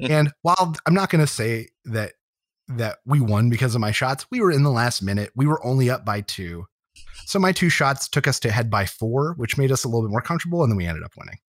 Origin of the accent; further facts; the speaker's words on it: Harrisburg, Pennsylvania, United States; Harrisburg, where I grew up in Pennsylvania